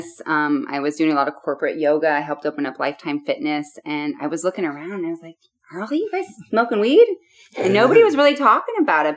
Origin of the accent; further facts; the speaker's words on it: Seattle, Washington, United States; I grew up in Seattle, Washington